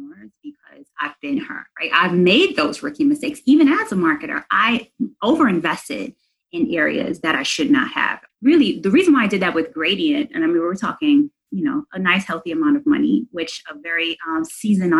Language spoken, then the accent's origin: English; New York City, New York, United States; I'm from New York City